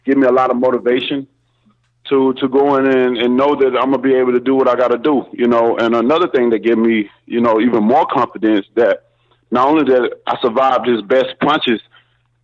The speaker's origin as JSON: {"language": "English", "town": "Tuscaloosa", "region": "Alabama", "country": "United States", "tie": "born or raised there", "said": "my hometown"}